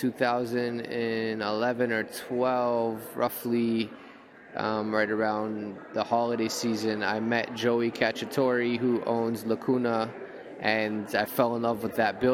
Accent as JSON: {"language": "English", "town": "Toronto", "region": "Ontario", "country": "Canada", "tie": "born or raised there", "said": "I grew up in Toronto in the 90s"}